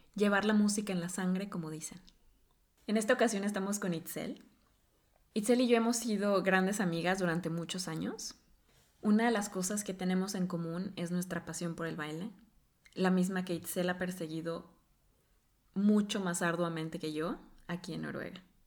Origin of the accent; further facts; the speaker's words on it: Mexico; moved away as an adult; now in Norway; cuando hablo de, mi cultura o, del país de donde vengo, es, bienvenido porque lo asocian justamente con, una cultura muy rica en danza, en baile, y, que todavía lo sorprende cuando empezamos a hablar del folclore que tenemos en México